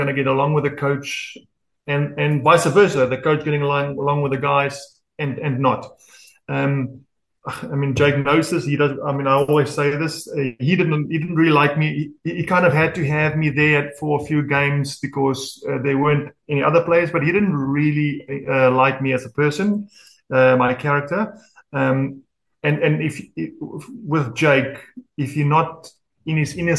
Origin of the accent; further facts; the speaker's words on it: Durban, KwaZulu-Natal, South Africa; also born or lived in Italy; here in Durban, in my hometown.